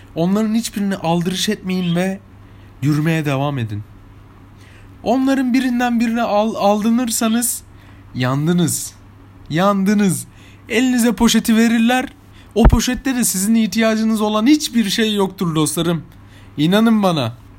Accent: İzmir, Turkey; Ben, ben İzmir'de yaşıyorum. İzmir'de büyüdüm. İzmir'de çocukluğum geçti

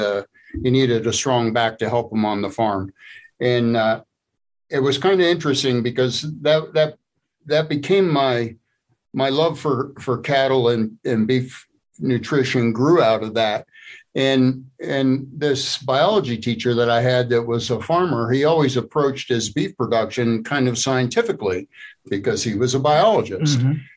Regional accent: State College, Pennsylvania, United States; But I grew up here in Happy Valley and in State College, Pennsylvania, and I spent most of my career in working for Big Ten universities.

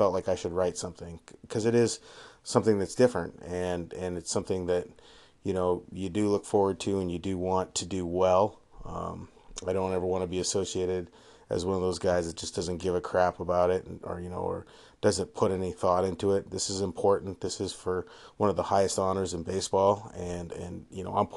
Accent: Havre, Montana, United States; also born or lived in Western Washington; now in Seattle, United States; I'm coming to you semi-live from Havre, Montana. Yes, that's my hometown

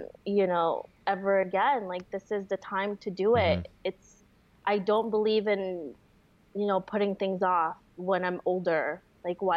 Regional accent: New York, United States; moved away as an adult; also born or lived in Florida; I grew up and lived in New York most of my life

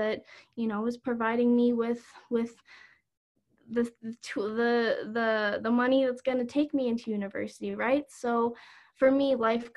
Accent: Calgary, Alberta, Canada; I'm from Calgary.

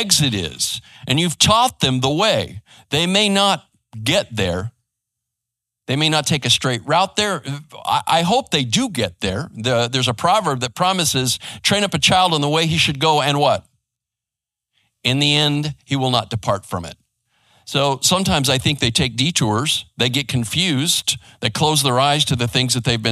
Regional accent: Arizona, United States; also born or lived in West Coast; now in Garland, United States; I grew up in Arizona and over on the West Coast

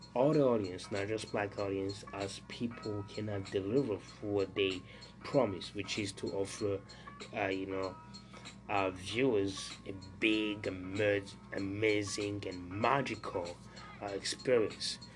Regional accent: Burundi; moved away; since I was a, a young teenager back in Burundi, my home country

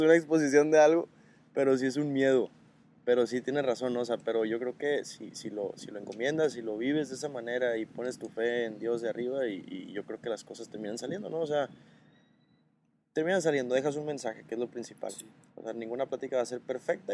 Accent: Los Mochis, Sinaloa, Mexico; now in Guadalajara, Mexico; tengo 25 años, eh, soy de los Mochis, Sinaloa, vivo en Guadalajara

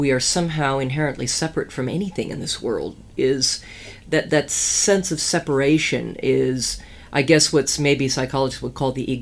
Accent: Minnesota, United States; I grew up in Minnesota

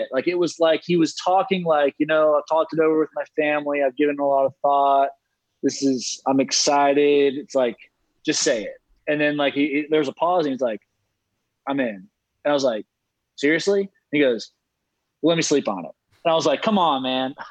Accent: Charlotte, North Carolina, United States; moved away as an adult; back in my hometown recruiting, you know, for a Division I school in Charlotte, in my hometown

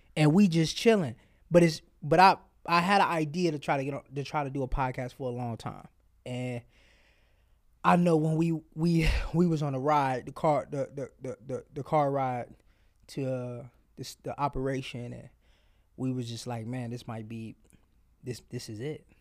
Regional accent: Cleveland, Ohio, United States; I came from Cleveland Public School to the suburb

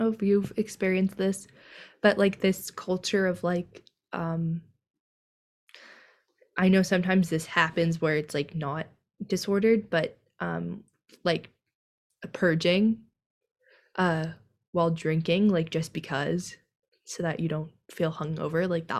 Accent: California, United States; we're from California.

